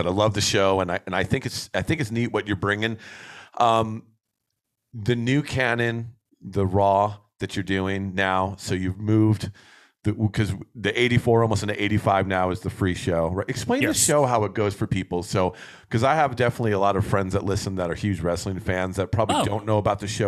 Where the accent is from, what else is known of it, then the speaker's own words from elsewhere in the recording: New Jersey, United States; moved away; growing up back east, we're both from Jersey